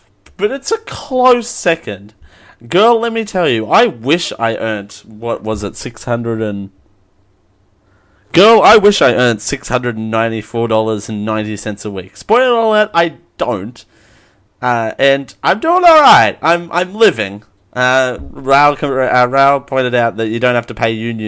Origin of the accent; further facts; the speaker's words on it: Australia; I'm Australian.